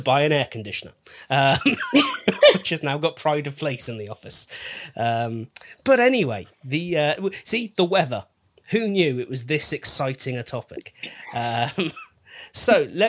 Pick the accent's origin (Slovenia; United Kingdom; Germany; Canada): United Kingdom; we're British